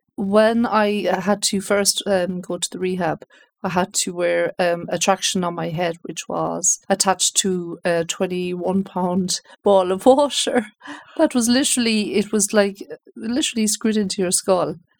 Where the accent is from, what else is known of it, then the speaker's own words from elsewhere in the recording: Galway, Connacht, Ireland; moved away as an adult; also born or lived in United States; I'm originally from Galway